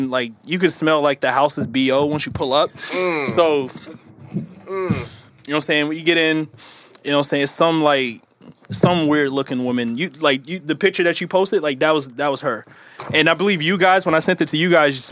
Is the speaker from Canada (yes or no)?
no; the South, United States; I'm from the South